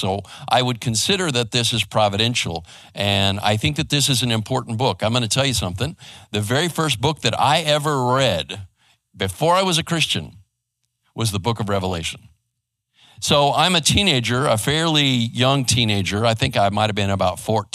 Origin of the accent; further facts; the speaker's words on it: Arizona, United States; also born or lived in West Coast; now in Garland, United States; I grew up in Arizona and over on the West Coast